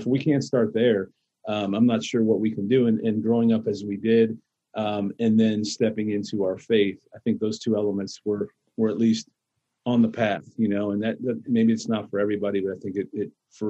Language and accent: English; Cleveland, Ohio, United States; I grew up in Cleveland